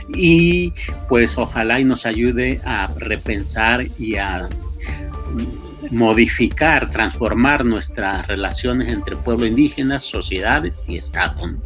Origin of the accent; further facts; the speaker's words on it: Mexico; como mexicanos